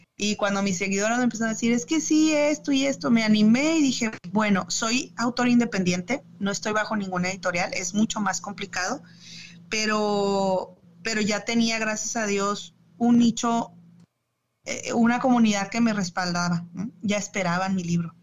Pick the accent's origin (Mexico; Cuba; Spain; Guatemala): Mexico; Chihuahua; moved away as an adult; also born or lived in Durango / Ciudad Juárez / Mexico City / Monterrey; now in Michigan, United States; yo nací en Durango, eh, pero me crié en Chihuahua